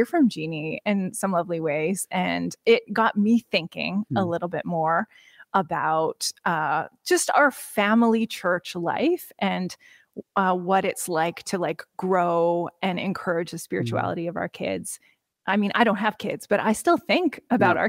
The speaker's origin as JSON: {"language": "English", "region": "Saskatchewan", "country": "Canada", "tie": "born or raised there", "moved": "yes", "said": "I grew up in Saskatchewan"}